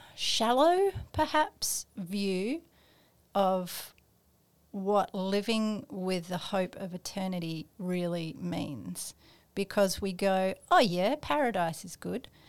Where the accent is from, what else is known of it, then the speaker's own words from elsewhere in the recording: Australia; we are, um, in Australia